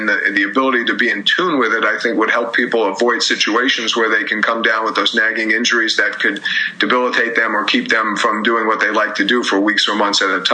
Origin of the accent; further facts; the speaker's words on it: New York, United States; also born or lived in Philadelphia; I grew up in New York and went to school in Philadelphia